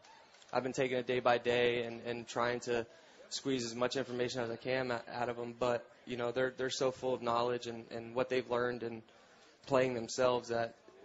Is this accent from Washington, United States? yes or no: no; Florida, United States; also born or lived in South Carolina; I'm from Florida.